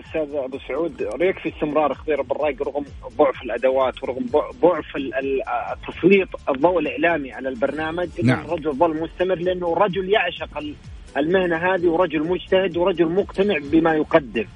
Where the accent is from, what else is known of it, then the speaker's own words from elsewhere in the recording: Saudi Arabia; عندنا في السعودية